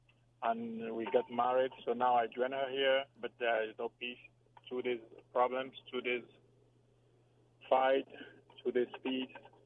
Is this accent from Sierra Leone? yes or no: yes; Sierra Leone; moved away; also born or lived in Germany; originally we come from Sierra Leone